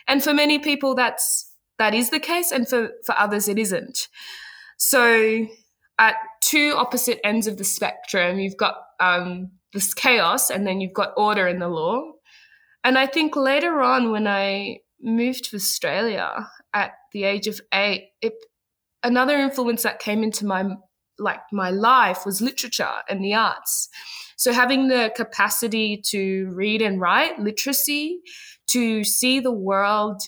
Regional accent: Ghana; moved away; I remember always living in a bit of a multicultural bubble where I grew up in Ghana

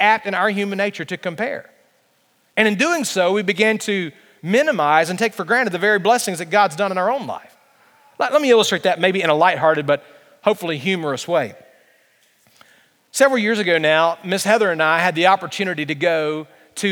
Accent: Alabama, United States; I'm from Alabama

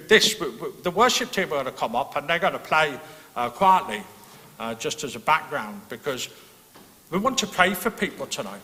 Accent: England, United Kingdom; now in Northern Ireland, United Kingdom; being an Englishman

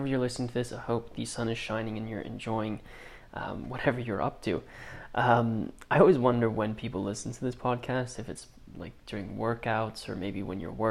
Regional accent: Basel, Basel-Stadt, Switzerland; I grew up in Basel

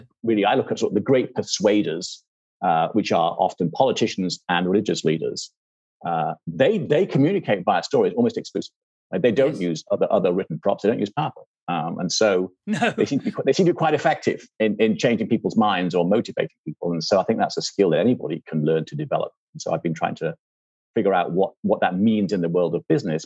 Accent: England, United Kingdom; also born or lived in California; I'm English, you can tell that, and that, you know, grew up in England

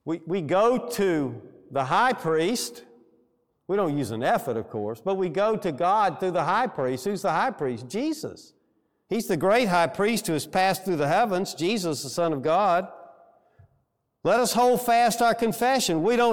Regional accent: Alabama, United States; Where are you from? In so many words, well, I'm from Alabama.

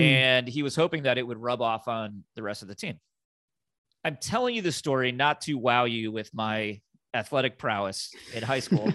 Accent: Indiana, United States; now in Florida, United States; I'm, I'm originally from Indiana

